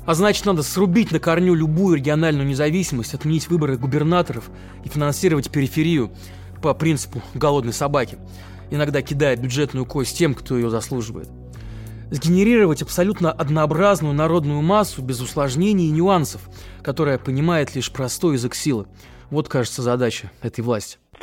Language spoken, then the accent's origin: Russian; Neftekamsk, Bashkortostan, Russia; В Нефтекамске, откуда я родом